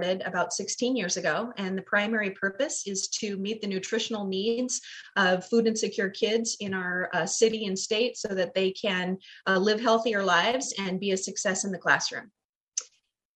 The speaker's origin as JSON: {"language": "English", "town": "Glendale", "country": "United States", "tie": "born or raised there", "said": "the neighborhood I grew up in Glendale"}